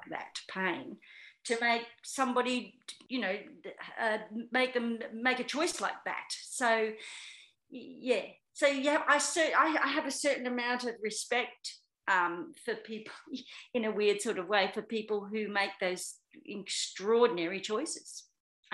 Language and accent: English; Australia; also born or lived in United Kingdom